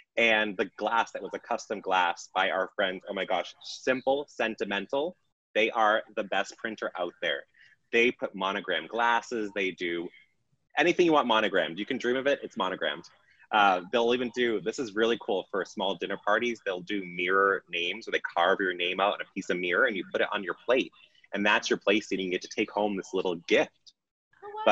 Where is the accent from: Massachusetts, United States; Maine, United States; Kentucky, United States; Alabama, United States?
Massachusetts, United States; We're from Massachusetts